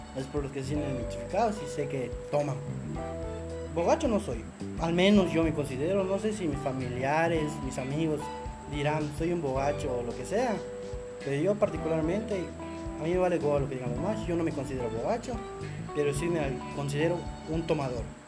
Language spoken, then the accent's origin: Spanish; Mérida, Yucatán, Mexico; yo realmente soy de Media Yucatán, vivo acá desde este chico, aquí crecí, aquí nací y de aquí soy de Media Yucatán